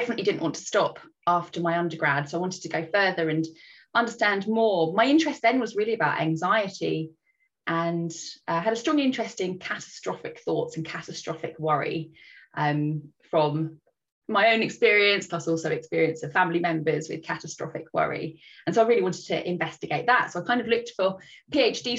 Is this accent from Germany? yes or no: no; Brighton, South East England, United Kingdom; moved away as an adult; also born or lived in Oxford; I grew up in Brighton on the south coast of England